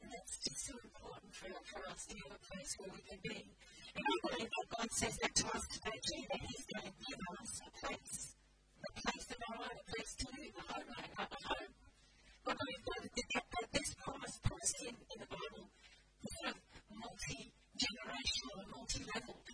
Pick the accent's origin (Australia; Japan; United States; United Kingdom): Australia; I'm Aussie